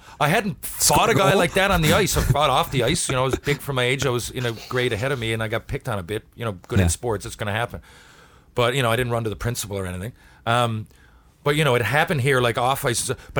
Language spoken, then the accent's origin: English; Western Canada, Canada; I felt like, I'm from Western Canada.